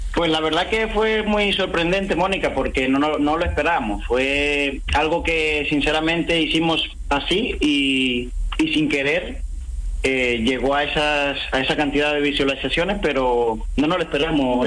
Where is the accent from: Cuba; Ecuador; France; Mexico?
Cuba; moved away; donde yo nací, donde eh, me he criado